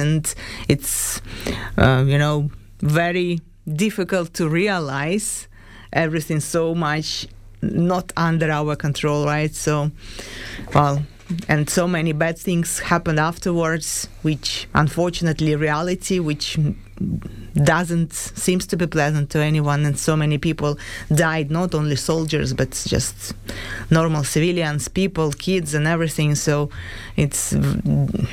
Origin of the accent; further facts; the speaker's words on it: Ukraine; my hometown